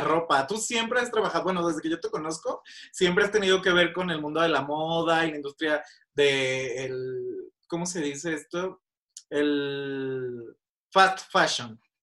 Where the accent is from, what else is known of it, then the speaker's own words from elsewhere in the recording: Guadalajara, Jalisco, Mexico; now in Mexico City, Mexico; mi ciudad natal, Guadalajara